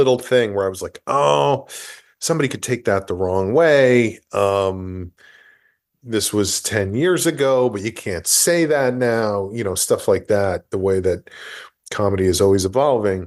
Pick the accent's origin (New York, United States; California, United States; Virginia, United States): New York, United States; New Rochelle; moved away; I am at my parents' house right now in my hometown of New Rochelle